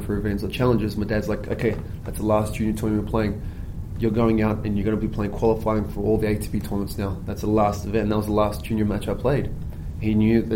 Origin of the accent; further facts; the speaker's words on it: Melbourne, Victoria, Australia; I grew up on those courts. Melbourne was my hometown.